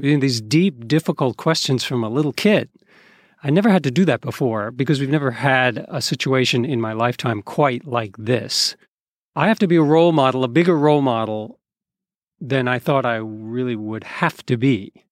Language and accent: English; East Coast, United States; As a kid growing up on the East Coast in a white liberal community